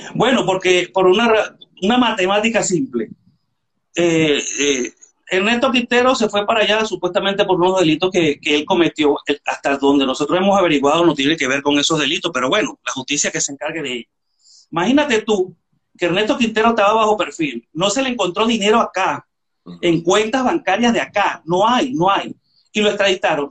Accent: Venezuela; moved away as an adult; now in Spain; yo tengo siete años que salí de Venezuela

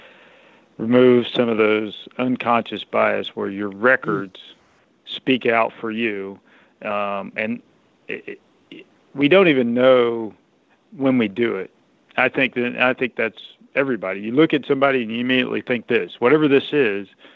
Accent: Alabama, United States; a young man growing up in Alabama

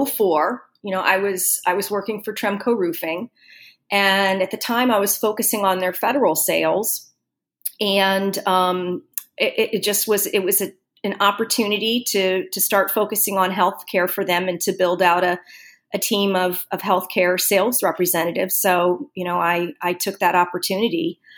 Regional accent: Florida, United States; moved away as an adult; also born or lived in Ohio; now in Portland, United States; growing up in Florida

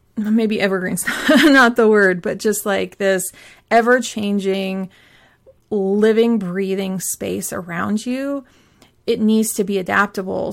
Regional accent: Pacific Northwest, United States; I grew up in the Pacific Northwest

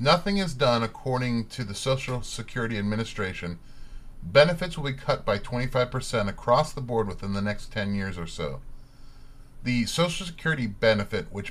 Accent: Spring, Texas, United States; moved away; I grew up in Spring, Texas

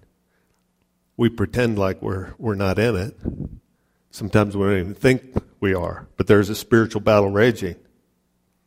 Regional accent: Ohio City, Colorado, United States; I grew up in Ohio City, Wappan metropolis of Ohio City.

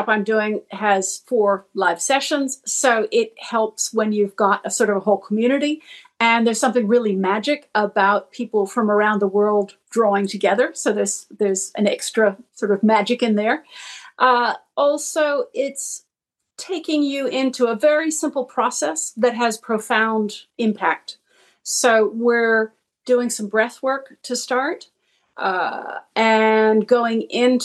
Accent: Massachusetts, United States; moved away as an adult; now in Australia; I'm from Massachusetts, but have lived in Australia for the last 30 years

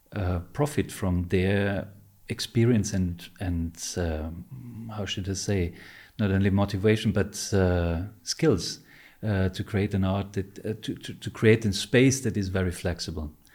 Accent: Vienna, Austria; when I grew up here in Vienna

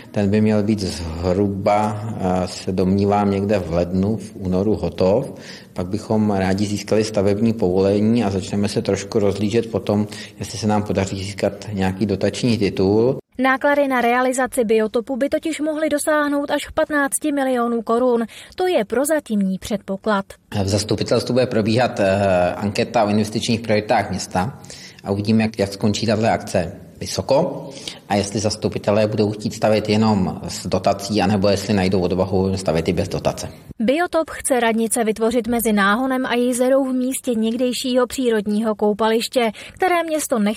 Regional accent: Prague, Czechia; Jsem z Prahy a byla jsem poprvé.

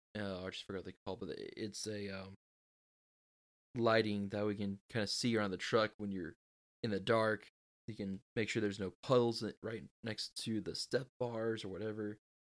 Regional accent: Texas, United States; I am from Texas

